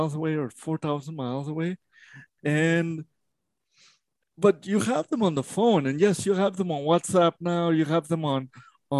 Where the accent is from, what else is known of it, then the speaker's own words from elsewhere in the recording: Mexico; moved away; I was born in Mexico.